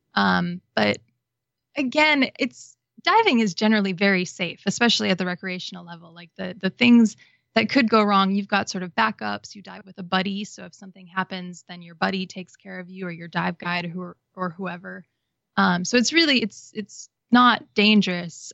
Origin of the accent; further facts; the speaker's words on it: Wisconsin, United States; moved away as an adult; also born or lived in Florida; I grew up in Wisconsin, but I had relatives who lived in Florida and Hawaii